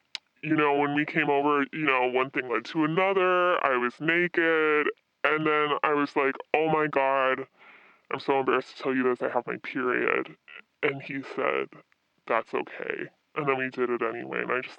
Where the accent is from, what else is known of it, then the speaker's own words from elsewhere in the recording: Midwest, United States; I'm from the Midwest, so, you know, I'm used to these guys who are really closed off.